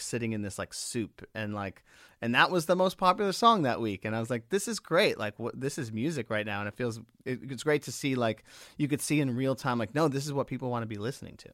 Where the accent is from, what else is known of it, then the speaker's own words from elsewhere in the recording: Long Island, New York, United States; growing up on Long Island